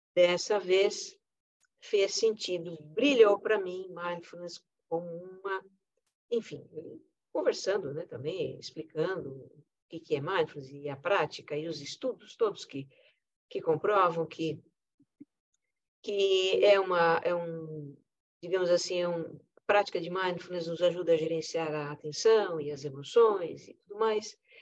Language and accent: Portuguese; Brazil; eu como brasileira